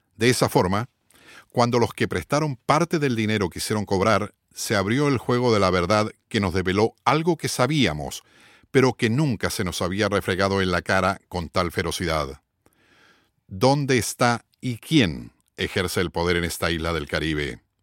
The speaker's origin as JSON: {"language": "Spanish", "country": "Chile", "moved": "as an adult", "lives_now": "Puerto Rico", "said": "soy periodista chileno radicado en Puerto Rico hace más de 30 años"}